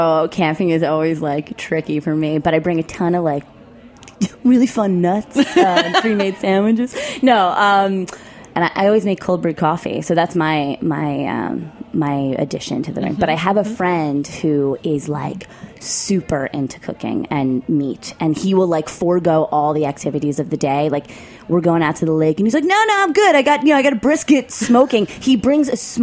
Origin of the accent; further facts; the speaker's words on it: New York City, New York, United States; I'm from New York. I'm from Queens.